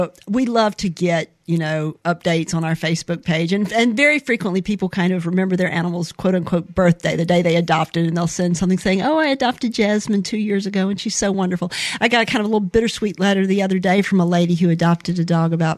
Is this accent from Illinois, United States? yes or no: no; Mobile, Alabama, United States; also born or lived in California; I am from Mobile, Alabama. Mm-hmm. I was born here, born at Providence Hospital